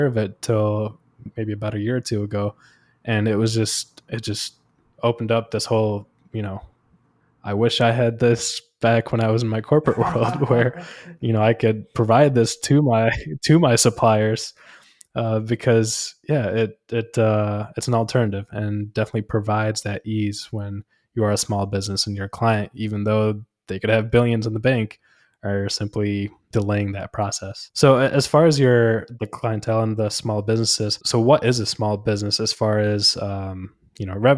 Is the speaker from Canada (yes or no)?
no; India; moved away; I was born in India.